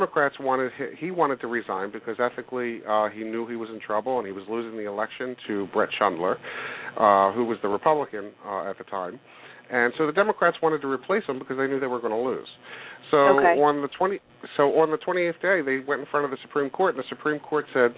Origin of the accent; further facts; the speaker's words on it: Cherry Hill, New Jersey, United States; also born or lived in Philadelphia, Pennsylvania / Folcroft, Pennsylvania; I was born in Philadelphia and Folcroft, Pennsylvania, and we moved over to Cherry Hill, New Jersey when I was like in first grade, and I pretty much grew up in Cherry Hill